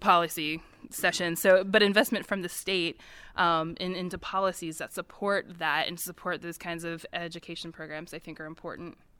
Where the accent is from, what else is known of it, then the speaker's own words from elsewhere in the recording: Missouri, United States; moved away as an adult; now in West Virginia, United States; I grew up in the Midwest. I grew up in Missouri